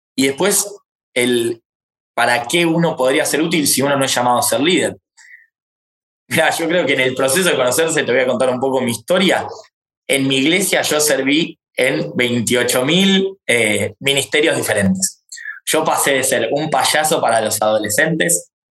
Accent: Argentina; Yo soy argentino

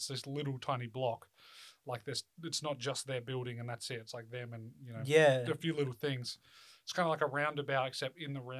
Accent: Australia; I'm obviously an Australian. I don't live in LA.

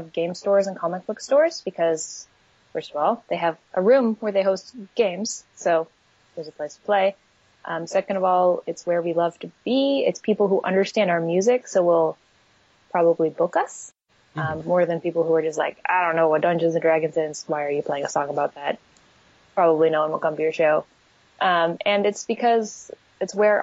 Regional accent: East Coast, United States; moved away as an adult; now in Portland, United States; We're from the East Coast, but I moved to Portland, Oregon

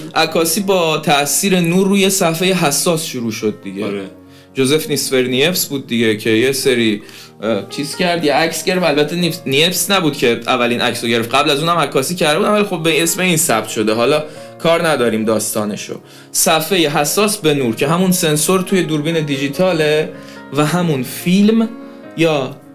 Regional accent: Ahvaz, Khuzestan, Iran; تو شهر خودمون اهواز

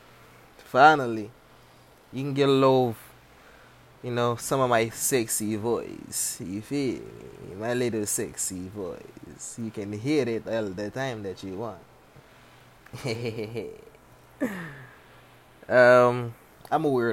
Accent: Haiti; I was born in Haiti

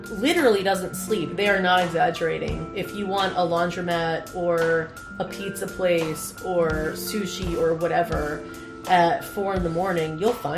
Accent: New Jersey, United States; I'm from Jersey

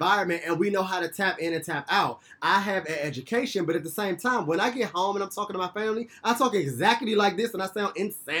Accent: Washington, District of Columbia, United States; I grew up in Southeast

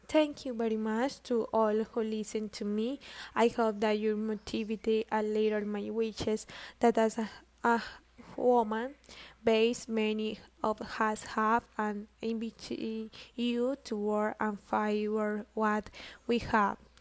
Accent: Granada, Meta, Colombia; I am from Granada Meta

